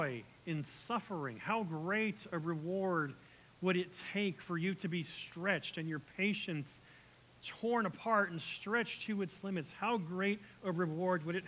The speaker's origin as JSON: {"language": "English", "country": "United States", "said": "we're American"}